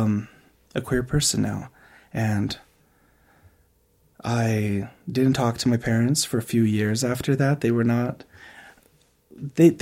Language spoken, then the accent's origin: English; Moab, Utah, United States; growing up in Moab, even though it is a diverse community